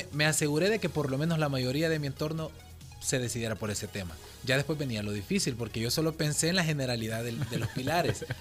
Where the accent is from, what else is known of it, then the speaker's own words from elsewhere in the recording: El Salvador; como salvadoreños